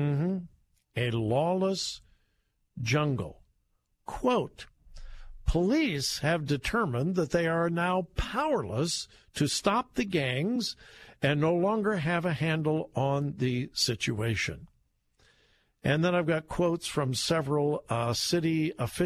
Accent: California, United States; moved away; I'm from California. originally. Haven't lived there for a long, long time

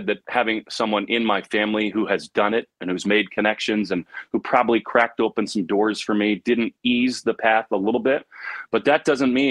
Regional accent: Northern Virginia, United States; we grew up in Northern Virginia.

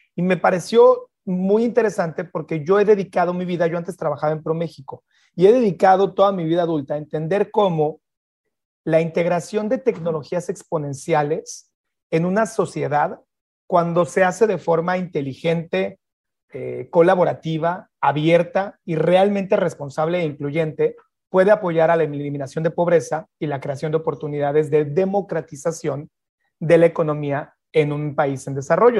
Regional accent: Mexico; moved away as an adult; yo soy mexicano

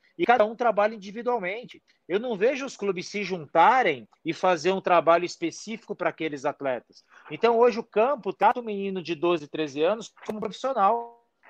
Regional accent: São Paulo, Brazil; Eu sou da periferia de São Paulo

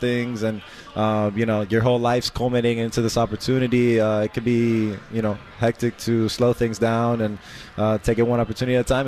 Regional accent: Miami, Florida, United States; I'm from Miami

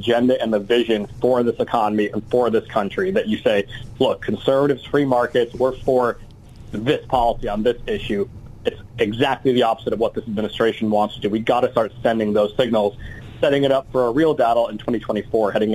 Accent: Rhode Island, United States; moved away; I'm from Rhode Island originally

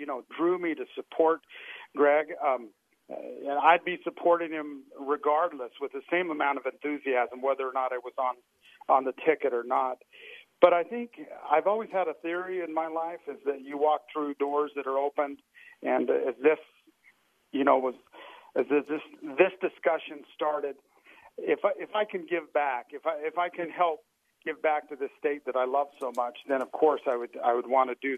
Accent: Washington County, Utah, United States; I've lived in Washington County my whole life along with my wife

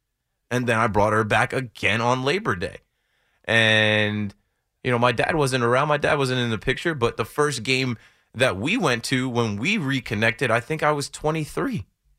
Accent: New Jersey, United States; I grew up in Monmouth County, where from Monmouth County, it's like 90 minutes to get to Yankee Stadium.

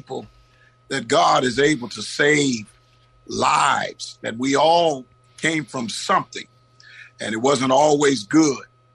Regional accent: Oakland, California, United States; I grew up in the West Oakland area in two sets of projects

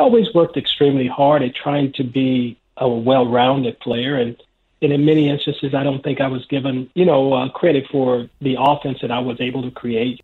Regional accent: Los Angeles, California, United States; I grew up in South Central Los Angeles

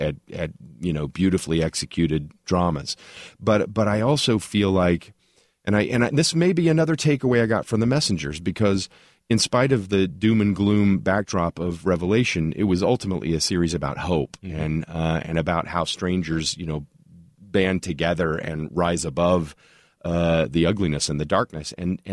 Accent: Tulsa, Oklahoma, United States; I'll go all the way back to when I was a kid growing up in Tulsa, and there was a local AM radio station called KAKC

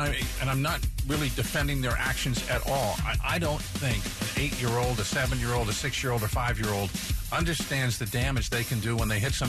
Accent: Olympia, Washington, United States; moved away; I grew up in Olympia.

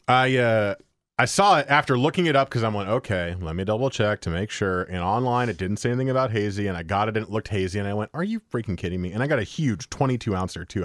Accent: New Jersey, United States; moved away; the great state of New Jersey, my home state

